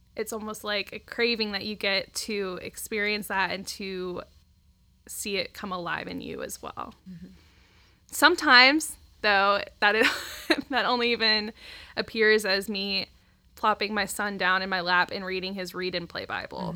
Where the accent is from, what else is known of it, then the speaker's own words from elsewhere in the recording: Centerville, Ohio, United States; now in Dayton, United States; I grew up in Centerville, so just down the road